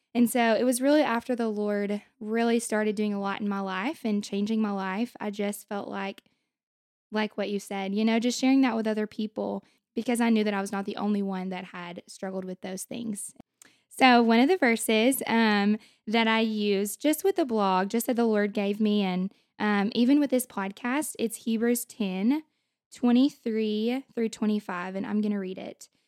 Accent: Hope, Arkansas, United States; moved away as an adult; also born or lived in Russellville, Arkansas; now in Conway, United States; I am from Hope, Arkansas

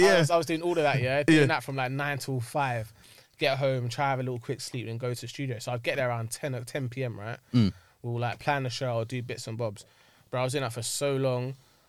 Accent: Sudbury, London, United Kingdom; I'm from like Sudbury.

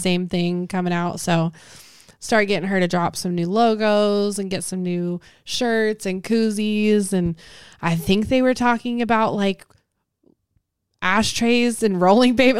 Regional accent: Las Vegas, Nevada, United States; moved away as an adult; now in Houston, United States; I'm from Las Vegas

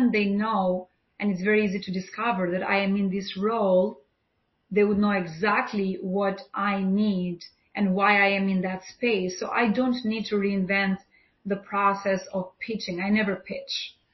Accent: Albania; moved away as an adult; now in New York City, United States; I'm from Albania

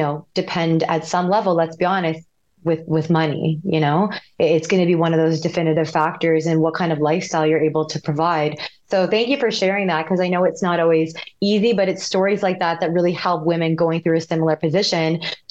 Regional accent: Canada; We're both Canadian

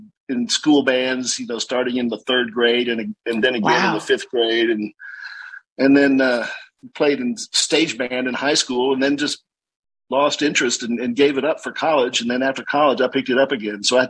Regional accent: San Antonio, Texas, United States; now in Austin, United States; I grew up in San Antonio, and then couldn't wait to get out of San Antonio

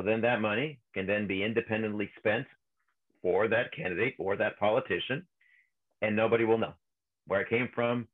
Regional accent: Mexico; now in California, United States; I grew up in Mexico

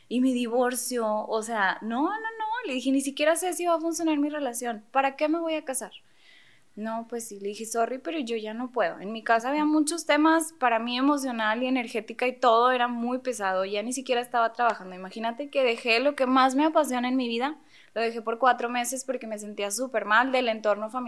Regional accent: Monterrey, Nuevo León, Mexico; Paréntesis, somos de Monterrey

